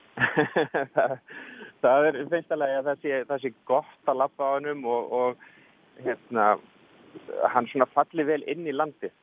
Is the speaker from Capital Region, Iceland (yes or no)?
yes; Reykjavík, Capital Region, Iceland; Ég er frá Reykjavík.